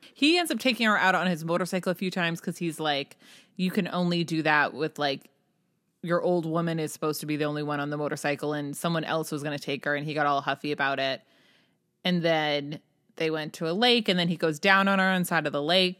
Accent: New Hampshire, United States; I grew up in New Hampshire and up in the Lakes region

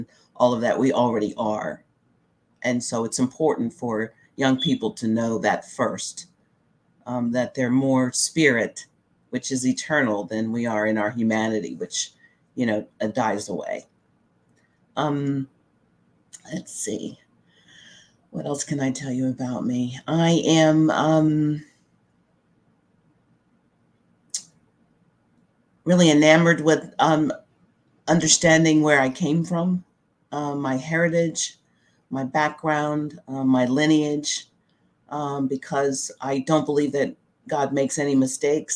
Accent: Frederick County, Virginia, United States; I was born and raised in Frederick County, and actually went to schools in Frederick County

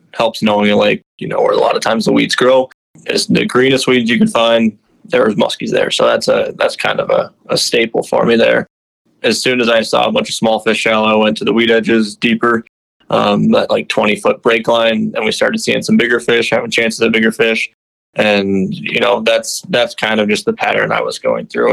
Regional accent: Minnetonka, Minnesota, United States; I grew up in Minnetonka, Minnesota

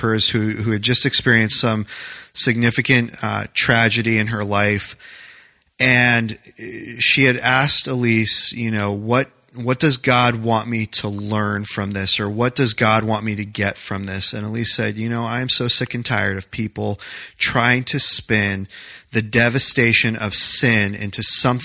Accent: New Hampshire, United States; moved away as an adult; also born or lived in New York

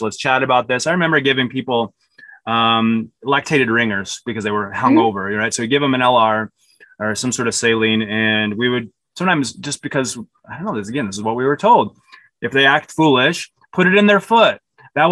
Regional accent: Utah, United States; I grew up in Utah

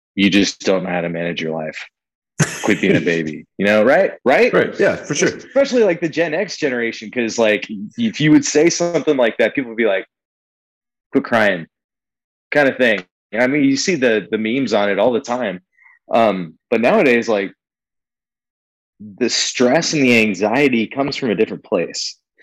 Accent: California, United States; moved away as an adult; We're both born and raised in California. We moved out here in 2016

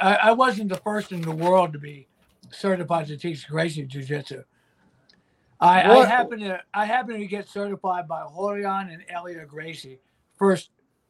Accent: Erie, Pennsylvania, United States; also born or lived in Carlisle, Pennsylvania; I was born in Erie, Pennsylvania, right on the Great Lake.

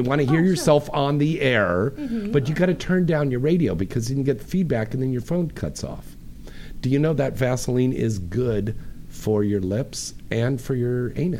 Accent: Bay Area, California, United States; I'm from up in the Bay Area, too.

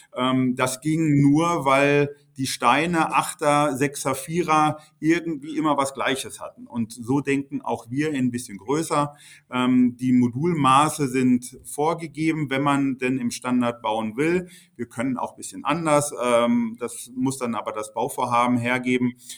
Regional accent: Bochum, North Rhine-Westphalia, Germany; in der Unistadt Bochum, meine Heimatstadt

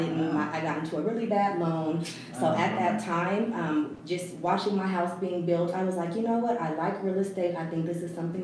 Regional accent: Denver, Colorado, United States; moved away as an adult; also born or lived in Atlanta, Georgia; I am from Denver, Colorado, Denver native. I graduated from George Washington High School in 1997.

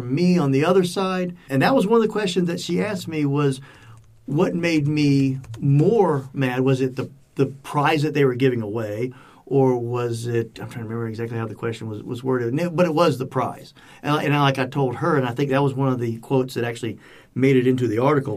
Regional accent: Cajun, Louisiana, United States; I'm Cajun

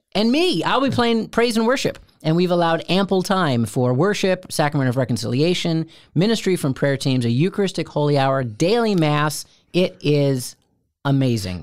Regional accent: Steubenville, Ohio, United States; I'd say from from Steubenville, and they'd say we're Steubenville, and I'd say it's south of Cleveland.

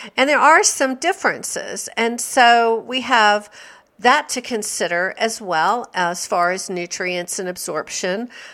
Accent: the South, United States; I grew up in the South

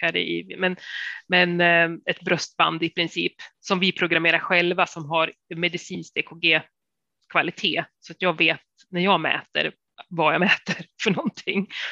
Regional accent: Sundsvall, Västernorrland County, Sweden; moved away; jag är ju från Sundsvall

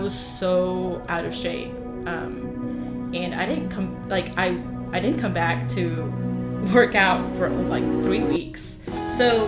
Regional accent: Dallas, Texas, United States; I'm from Dallas, uh-huh. and I grew up there

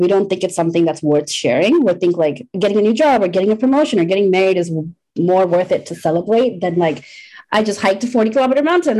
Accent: Bangladesh; now in Canada

